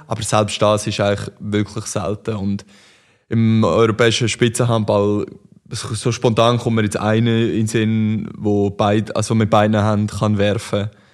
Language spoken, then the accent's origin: German; Aarau, Aargau, Switzerland; ich bin in Aarau aufgewachsen